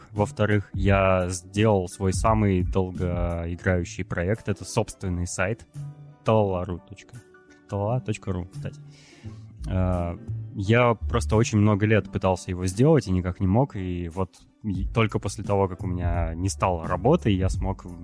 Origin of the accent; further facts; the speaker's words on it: Russia; Я как среднестатистический россиянин сейчас, да, абсолютно верно.